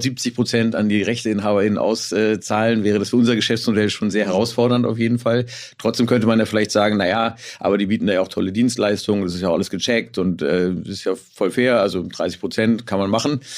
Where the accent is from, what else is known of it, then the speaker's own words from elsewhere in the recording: Hamburg, Germany; als Hamburger habe ich natürlich ein bisschen Lokalpatriotismus